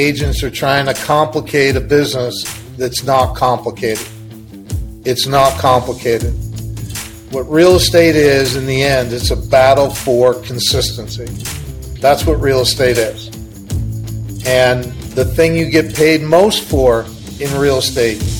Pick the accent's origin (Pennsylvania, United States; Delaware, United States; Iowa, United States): Pennsylvania, United States; outside of Philadelphia; moved away as an adult; also born or lived in Williamsburg, Virginia; I grew up outside of Philadelphia, Pennsylvania